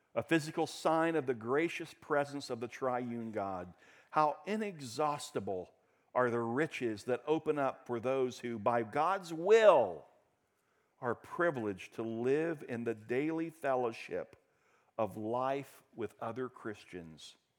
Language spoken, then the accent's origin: English; Daytona Beach, Florida, United States; When I was a kid growing up in Daytona Beach